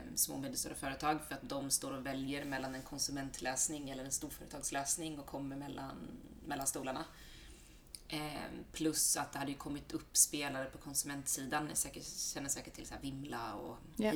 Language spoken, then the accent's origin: Swedish; Halmstad, Halland County, Sweden; moved away as an adult; now in Stockholm, Sweden; jag är från Halmstad från början. Eh, bott i Stockholm drygt tio år.